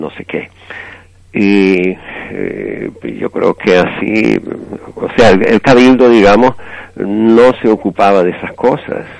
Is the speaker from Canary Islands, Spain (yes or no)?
yes; Tigalate, Canary Islands, Spain; moved away as an adult; also born or lived in Venezuela; yo soy de Tigalate